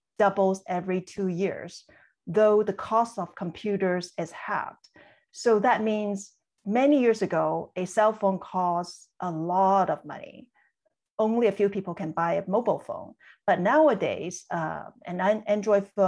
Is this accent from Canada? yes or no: no; Hong Kong; moved away; I was born and raised in Hong Kong.